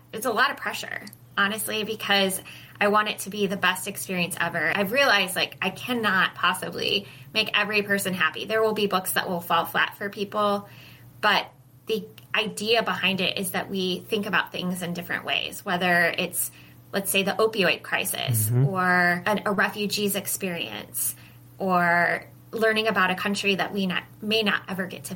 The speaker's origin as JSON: {"language": "English", "region": "Midwest", "country": "United States", "tie": "born or raised there", "said": "I grew up in the Midwest"}